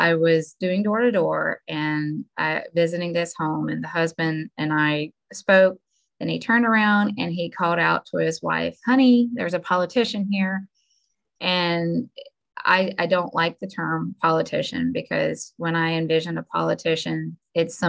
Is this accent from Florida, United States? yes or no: yes; Suwannee County, Florida, United States; So I was born and raised in Suwannee County, actually at the old Suwannee County Hospital. I grew up here my whole life.